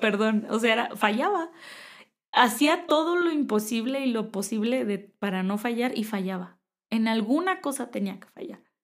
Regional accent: Tecate, Baja California, Mexico; moved away as an adult; now in Querétaro, Mexico; yo soy de Tecate, Baja California

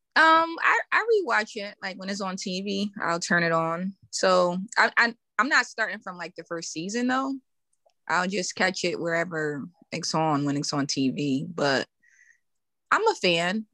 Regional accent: Connecticut, United States; I'm from Connecticut

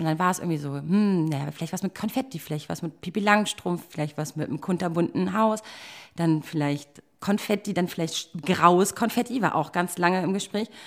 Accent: Berlin, Germany; ich bin echt gebürtige Berlinerin.

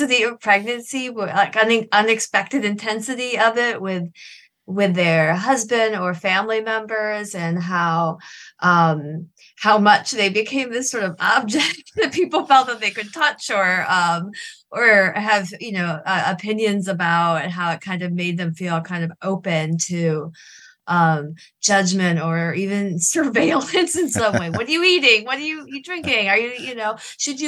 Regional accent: Michigan, United States; I'm from Michigan, this remote part of Michigan, the Upper Peninsula

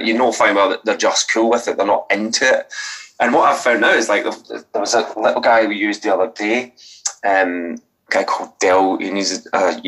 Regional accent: Scotland, United Kingdom; now in Brighton, United Kingdom; I'm Scottish

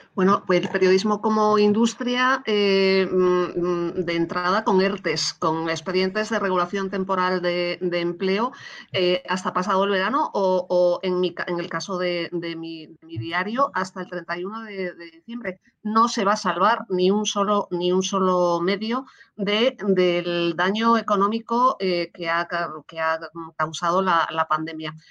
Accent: Spain; como ciudadana española

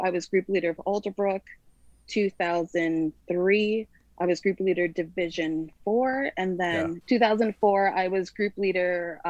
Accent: Lake Hill, New York, United States; I'm from New York. I come from a town upstate New York, just outside of Woodstock, called Lake Hill.

